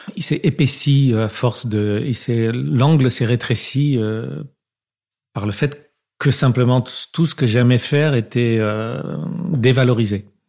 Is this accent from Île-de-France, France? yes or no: yes; Paris, Île-de-France, France; on habitait dans le 5e arrondissement, dans une euh, cité euh, HLM, mais un peu chic